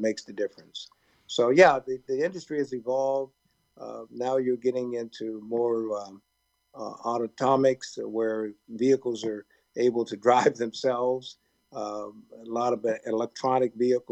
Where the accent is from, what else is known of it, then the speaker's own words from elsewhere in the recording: Oakland, California, United States; growing up in Oakland, California, and playing in all the youth leagues in Oakland